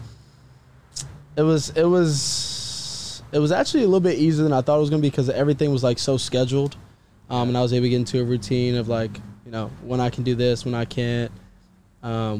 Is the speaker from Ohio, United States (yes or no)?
no; Washington, District of Columbia, United States; moved away as an adult; also born or lived in Norman, Oklahoma; now in Los Angeles, United States; born and raised in Washington D.C.